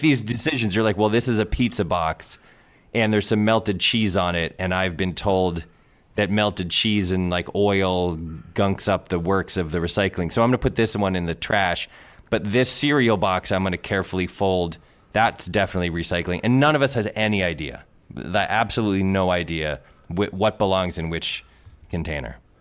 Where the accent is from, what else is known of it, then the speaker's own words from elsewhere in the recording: New England, United States; I grew up in New England.